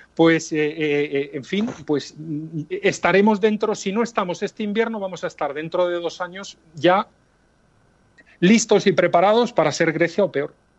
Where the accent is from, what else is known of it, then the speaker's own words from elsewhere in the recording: Spain; somos españoles